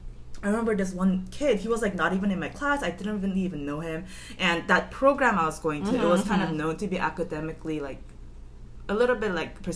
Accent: Los Angeles, California, United States; where are you from? I said Korea, and that's... But then I think back then, under my parents' influence, I just, even though I was born and raised here, I had this like strong mentality that I am Korean

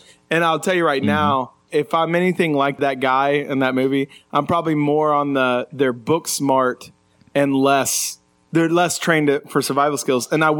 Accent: Illinois, United States; moved away; also born or lived in Houston, Texas; whenever I was 7 years old, we moved from Houston, Texas to Southern Illinois. And Southern Illinois is like most people think of Chicago when they hear Illinois

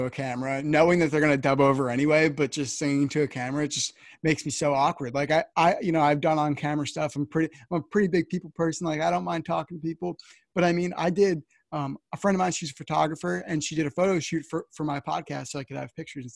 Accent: New Jersey, United States; I'm from New Jersey

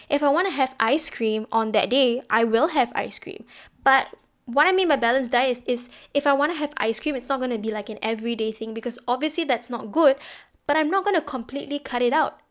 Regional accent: Singapore; being Singaporean

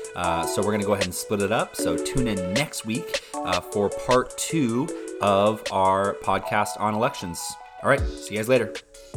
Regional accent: Indiana, United States; I grew up in Indiana.

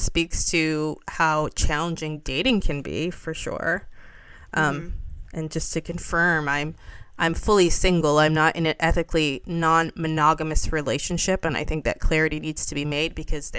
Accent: Toronto, Ontario, Canada; born and bred in the West End

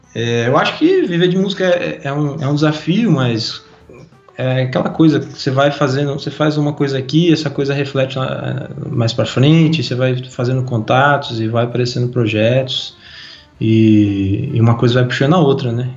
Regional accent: Brazil; a gente é brasileiro

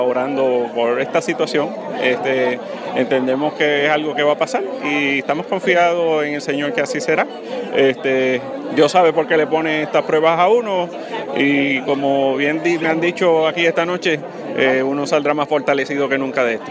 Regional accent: Utuado, Puerto Rico; la gente de, mi pueblo, el pueblo que me vio crecer

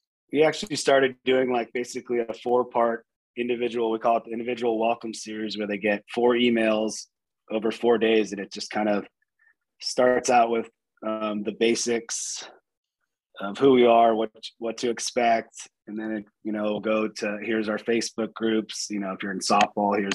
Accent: San Diego, California, United States; moved away as an adult; now in Louisville, United States; I'm originally from San Diego, moved out here in 2010 to get this going

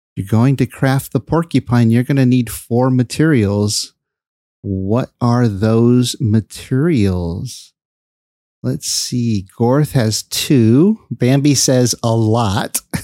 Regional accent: Bay Area, California, United States; I live in the uh, Bay Area

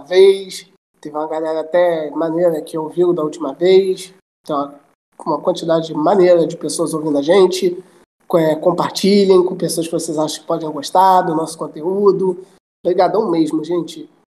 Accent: Brazil; eu sou brasileiro

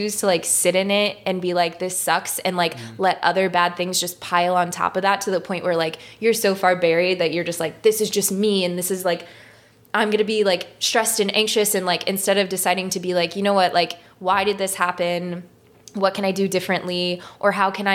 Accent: St. Louis, Missouri, United States; moved away as an adult; also born or lived in New York City; growing up here and being back here now

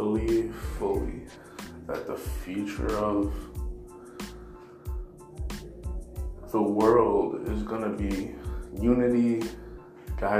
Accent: United States; I'm an American. I was born and raised here

